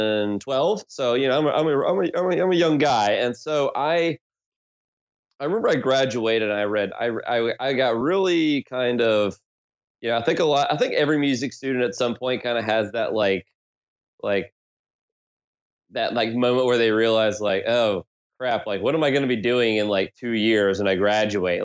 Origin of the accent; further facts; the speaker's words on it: South Carolina, United States; now in Philadelphia, United States; I'm originally from South Carolina here in the States.